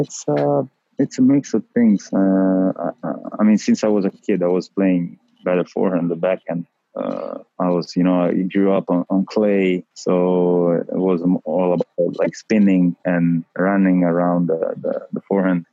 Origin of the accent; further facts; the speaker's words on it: Rome, Lazio, Italy; English is a second language; I am from Rome. I was born in Rome